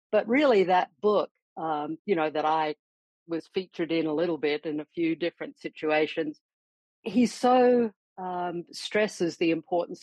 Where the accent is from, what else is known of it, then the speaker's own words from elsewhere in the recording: Adelaide, South Australia, Australia; also born or lived in Perth, Western Australia; I was born in Perth, actually raised in Adelaide, you know, from about the age of 2.5. So I know I was born in Western Australia, but I consider myself more of a South Australian